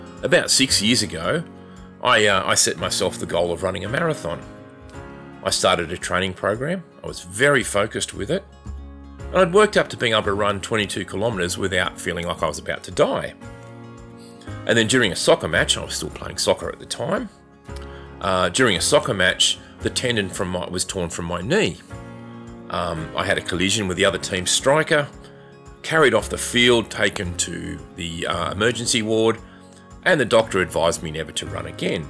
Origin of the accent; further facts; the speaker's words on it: Australia; we're Australian